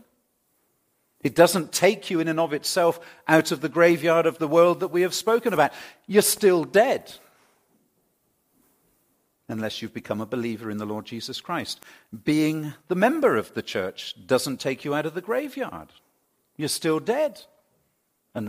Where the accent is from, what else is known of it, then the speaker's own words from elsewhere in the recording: England, United Kingdom; moved away; I come from England